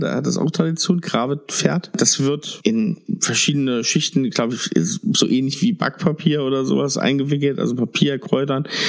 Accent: Germany; Bin ja auch aus dem Harz

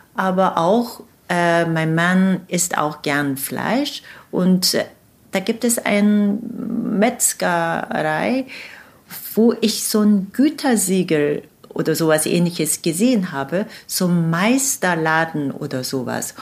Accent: Seoul, South Korea; German is a second language; moved away as an adult; now in Hanover, Germany; meiner Heimatstadt Saul, die etwa 10 Millionen Einwohner

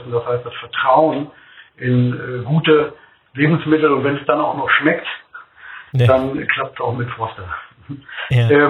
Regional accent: Bremerhaven, Bremen, Germany; born there; wir sehen ganz viel Himmel in Bremerhaven, wir haben ganz viel Weitblick. Und äh, ich finde es klasse im Norden.

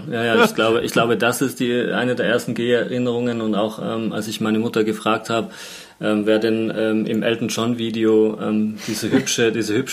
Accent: Tyrol, Austria; Ich erinnere mich noch in, in, in Tirol, wo ich aufgewachsen bin, hatte jemand früher einen, einen Pfau im Garten.

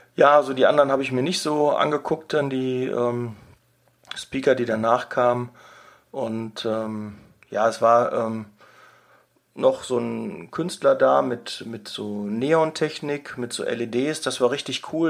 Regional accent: Ruhr area, North Rhine-Westphalia, Germany; bei uns im Ruhrgebiet

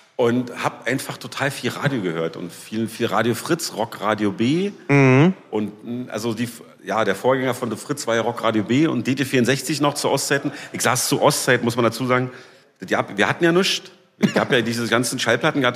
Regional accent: Berlin, Germany; also born or lived in Leipzig; ich bin groß geworden in Berlin-Lichtenberg. Da komme ich gerade auch her. Da wohne ich jetzt wieder.

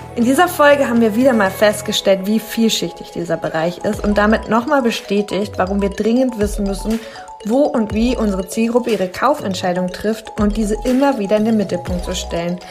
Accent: near Herford, North Rhine-Westphalia, Germany; Ich komme ja aus der Nähe.

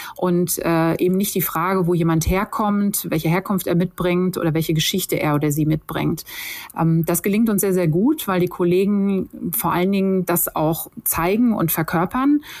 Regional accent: Sauerland, North Rhine-Westphalia, Germany; in meinem Heimatort im Sauerland

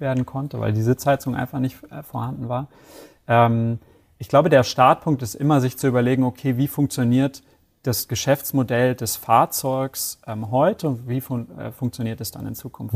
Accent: Hamburg, Germany; moved away as an adult; now in Bavaria, Germany; bin 33 Jahre alt, gebürtiger Hamburger. Ähm, wohne jetzt

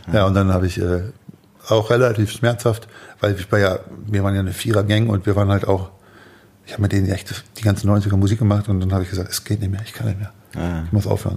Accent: Hamburg, Germany; ich komme aus dem Süden Hamburgs, mhm. also südlich der Elbe

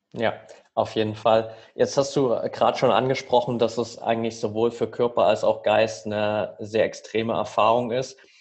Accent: near Altenberg, Saxony, Germany; Ich bin nämlich tatsächlich in der Nähe von Altenberg aufgewachsen.

